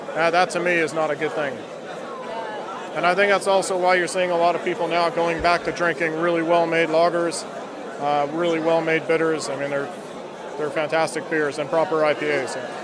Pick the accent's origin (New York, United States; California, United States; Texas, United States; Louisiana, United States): California, United States; moved away as an adult; also born or lived in Somerset; now in Bristol, United Kingdom; I'm from California originally